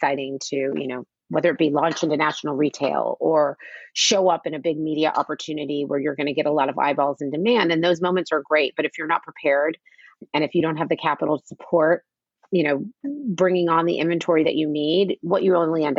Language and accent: English; United States; my whole life growing up in the United States